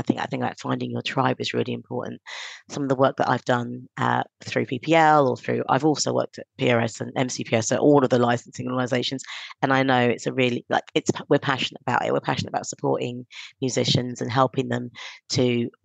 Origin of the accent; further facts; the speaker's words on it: London, United Kingdom; also born or lived in Stonebridge; Halston's, where I grew up